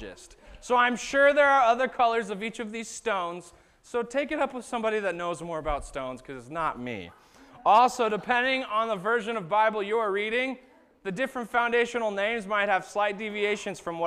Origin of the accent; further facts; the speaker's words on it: Arizona, United States; moved away; I grew up in Arizona